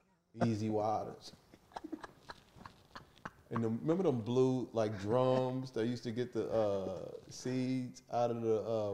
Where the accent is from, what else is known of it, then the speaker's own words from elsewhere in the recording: Kansas City, Missouri, United States; I was born in Kansas City.